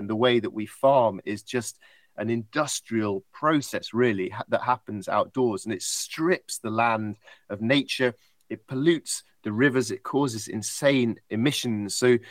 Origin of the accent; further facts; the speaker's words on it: United Kingdom; this is me being British and positive.